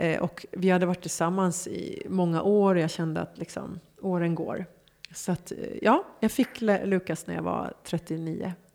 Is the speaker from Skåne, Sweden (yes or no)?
no; Stockholm, Stockholm County, Sweden; moved away as an adult; also born or lived in Hollywood, Los Angeles; Gamla Enskede för mig är liksom... Det är idyllen. Det, det är liksom på landet men mitt i stan. Mm. Och där jag växte upp liksom, med alla minnen.